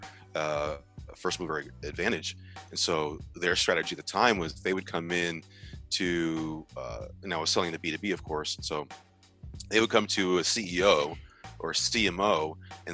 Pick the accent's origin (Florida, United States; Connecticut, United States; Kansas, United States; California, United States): California, United States; Monterey; also born or lived in San Jose, California / Central Valley, California; I started out in Monterey, born and raised in Monterey, went to Santa Clara High School. And so San Jose was home.